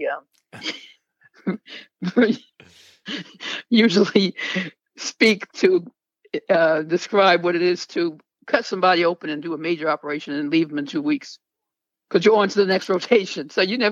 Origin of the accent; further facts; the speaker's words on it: New York City, New York, United States; I grew up in Queens